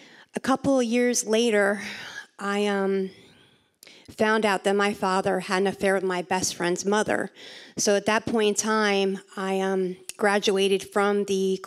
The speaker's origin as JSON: {"language": "English", "region": "Pennsylvania", "country": "United States", "said": "I'm from Pennsylvania"}